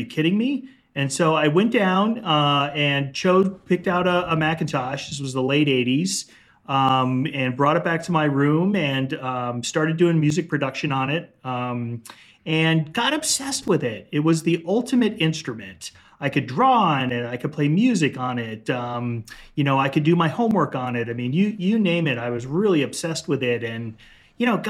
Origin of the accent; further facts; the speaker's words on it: Chicago, Illinois, United States; moved away as an adult; also born or lived in Greenwich, Connecticut / Iowa / Seattle; then my family moved to Chicago, inner city Chicago